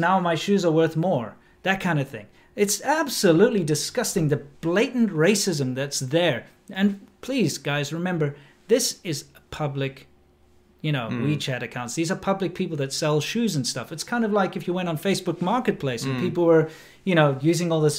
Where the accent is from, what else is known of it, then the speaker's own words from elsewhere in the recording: South Africa; moved away; also born or lived in China; I'm South African